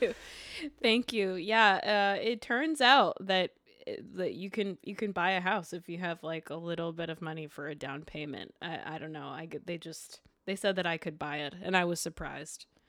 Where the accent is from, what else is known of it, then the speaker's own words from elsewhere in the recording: Montreal, Quebec, Canada; now in Brooklyn, United States; I was born in Montreal, Quebec.